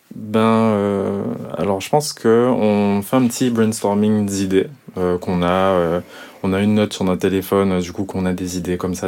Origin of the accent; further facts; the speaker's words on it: Guadeloupe; dès qu'on se reconnaît en tant que Guadeloupéen et même plus largement ultramarin